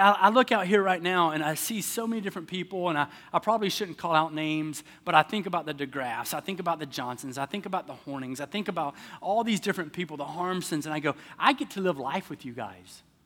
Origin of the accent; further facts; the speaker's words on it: the South, United States; moved away; I'm from the South